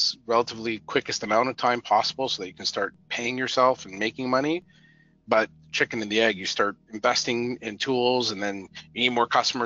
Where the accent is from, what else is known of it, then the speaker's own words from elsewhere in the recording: Canada; I'm Canadian